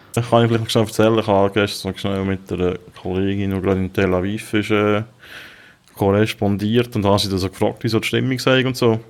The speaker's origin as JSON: {"language": "German", "country": "Switzerland", "said": "kann ich als Schweizer"}